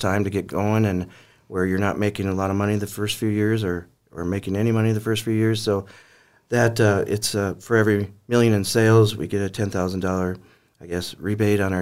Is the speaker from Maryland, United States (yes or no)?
no; Mandan, North Dakota, United States; also born or lived in Fargo; I was born and raised in Mandan.